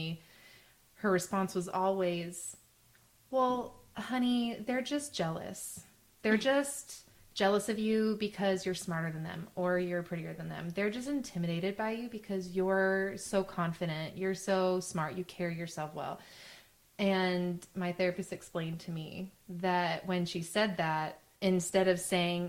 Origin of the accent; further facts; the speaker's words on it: Arizona, United States; I grew up in Arizona to a single mom.